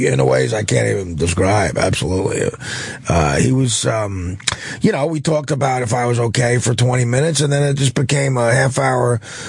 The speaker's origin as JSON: {"language": "English", "area": "near Newark", "region": "New Jersey", "country": "United States", "tie": "born or raised there", "said": "in Newark, close to my hometown"}